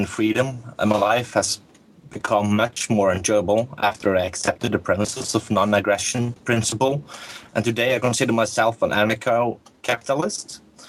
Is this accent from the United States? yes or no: no; Norway; I'm from Norway in Scandinavia.